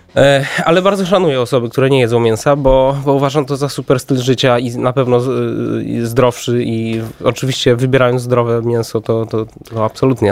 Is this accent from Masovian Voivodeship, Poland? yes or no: yes; Warsaw, Masovian Voivodeship, Poland; ja się wychowałem na Starym Żoliborzu, tam 12 lat chodziłem do szkoły muzycznej